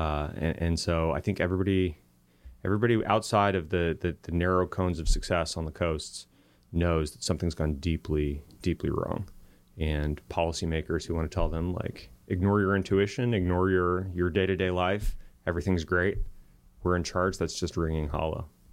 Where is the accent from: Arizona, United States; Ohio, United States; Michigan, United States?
Arizona, United States; Tucson; moved away; also born or lived in Silicon Valley; I grew up in Tucson, Arizona, and, uh, met my wife in middle school there